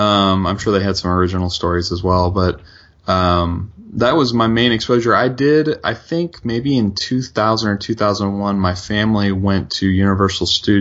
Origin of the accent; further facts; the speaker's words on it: Charleston, West Virginia, United States; where I grew up in Charleston, West Virginia